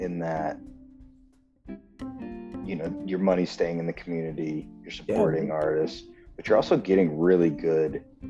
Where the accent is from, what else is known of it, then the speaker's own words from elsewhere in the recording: Freeport, Illinois, United States; I'm from Freeport